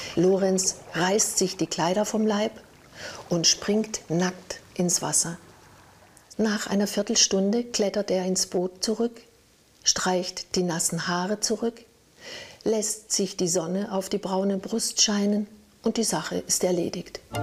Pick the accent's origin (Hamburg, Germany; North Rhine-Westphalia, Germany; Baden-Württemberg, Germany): Baden-Württemberg, Germany; near the Mettnau peninsula, Lake Constance; bin ich in der Nähe aufgewachsen und ein Steinwurf entfernt von der Vogelwarte